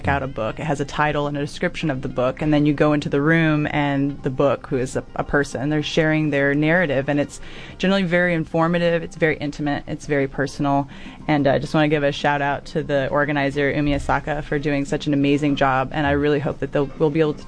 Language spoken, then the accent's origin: English; Texas, United States; moved away as an adult; now in Dunedin, New Zealand; back in Texas, where I'm from, both in my hometown and where I went to undergrad